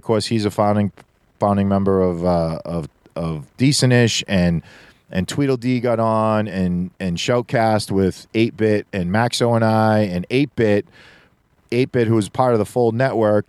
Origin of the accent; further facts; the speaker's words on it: Boston, Massachusetts, United States; we're both from Boston, different sections of Boston